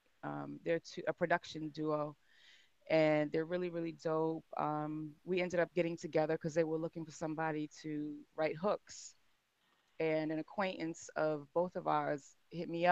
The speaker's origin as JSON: {"language": "English", "region": "Massachusetts", "country": "United States", "tie": "born or raised there", "also_born_or_lived": "Atlanta", "moved": "as an adult", "said": "I grew up in Massachusetts, grew up in the church"}